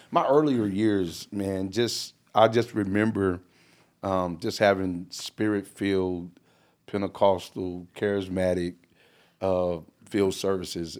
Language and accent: English; California, United States; moved away; originally I'm from California